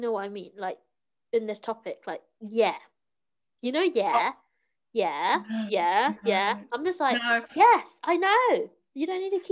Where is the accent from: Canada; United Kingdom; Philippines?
United Kingdom; London; English is a second language; I grew up in South London